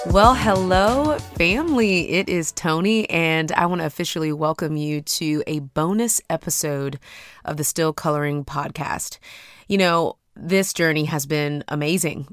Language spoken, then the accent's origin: English; Houston, Texas, United States; I'm from Houston, Texas